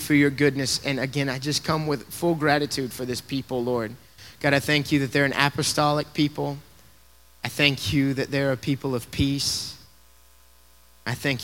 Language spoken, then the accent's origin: English; Tennessee, United States; now in Colorado Springs, United States; I'm originally from Tennessee